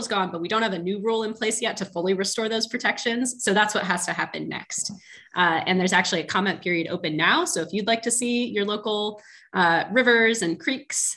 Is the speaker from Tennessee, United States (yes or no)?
no; Portland, Oregon, United States; moved away; I'm from Portland, Oregon originally. And when I was growing up, we called the start of summer January